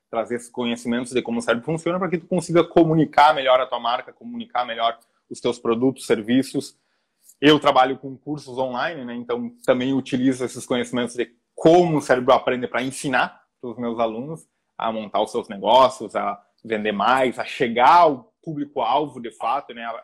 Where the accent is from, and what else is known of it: Rio Grande do Sul, Brazil; moved away as an adult; now in Rio de Janeiro, Brazil